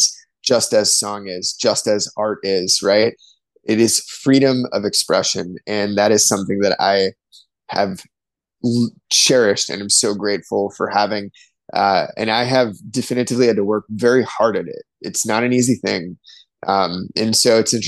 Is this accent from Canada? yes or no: no; East Coast, United States; now in near Lake Michigan, United States; growing up on the East Coast, the ocean was always a draw for me